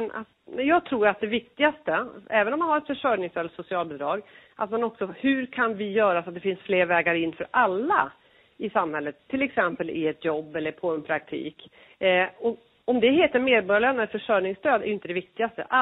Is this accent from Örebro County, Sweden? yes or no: yes; Örebro County, Sweden; man representerar ju ett län, jag är ju från Örebro län.